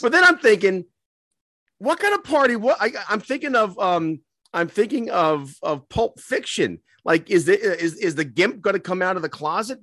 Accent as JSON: {"language": "English", "region": "New York", "country": "United States", "said": "we're from New York"}